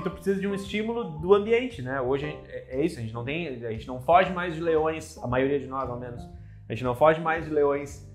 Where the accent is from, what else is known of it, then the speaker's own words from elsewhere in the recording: Porto Alegre, Rio Grande do Sul, Brazil; moved away as an adult; also born or lived in São Paulo / Santa Cruz do Sul; now in Lisbon, Portugal; eu saí de Porto Alegre cedo, assim, fiz 18 anos, saí de Porto Alegre, fui morar em São Paulo